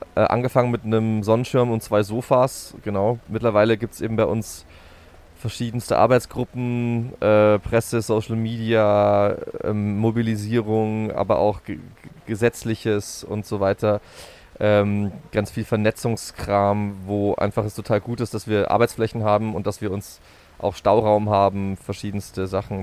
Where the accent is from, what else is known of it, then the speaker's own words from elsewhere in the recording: Berching, Bavaria, Germany; moved away as an adult; also born or lived in Dresden / Würzburg; ich bin äh, in Dresden geboren, kurz vor der Wende mit meiner Familie Ausreiseantrag gewilligt bekommen und nach äh, Neumarkt in der Oberpfalz gezogen oder daneben nach Berching und bin dort äh, zum, aufs Gymi gegangen